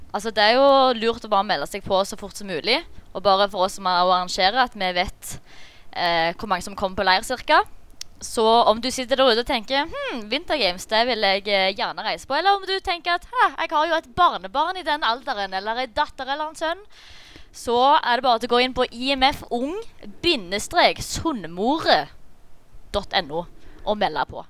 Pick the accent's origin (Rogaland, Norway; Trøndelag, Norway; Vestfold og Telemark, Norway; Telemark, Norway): Rogaland, Norway; Jæren; jeg kommer jo fra Flatjæren